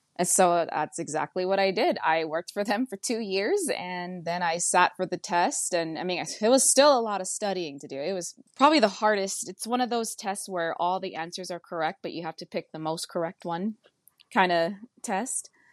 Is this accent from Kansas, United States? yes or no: no; Hakipuʻu, Oahu, Hawaii, United States; moved away as an adult; also born or lived in Honolulu, Hawaii; now in Eugene, Oregon, United States; I was born in Honolulu, Hawaii, but I was raised in Hakipu'u